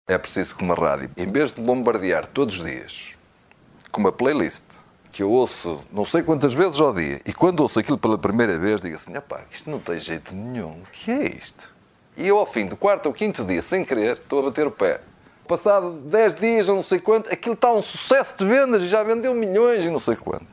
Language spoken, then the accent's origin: Portuguese; São João da Madeira, Aveiro District, Portugal; Eu não sou do Porto, não sou de uma grande cidade, eu sou de, de São João da Madeira